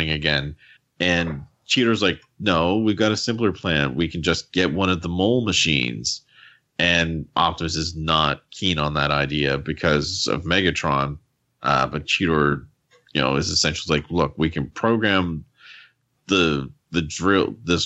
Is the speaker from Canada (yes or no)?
yes; Canada; accent: Canadian; my Canadian accent